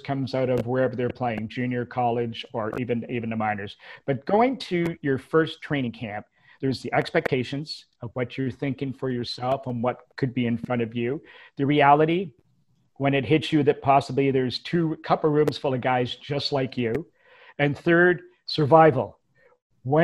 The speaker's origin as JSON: {"language": "English", "town": "Toronto", "region": "Ontario", "country": "Canada", "tie": "born or raised there", "said": "when we grew up in Toronto"}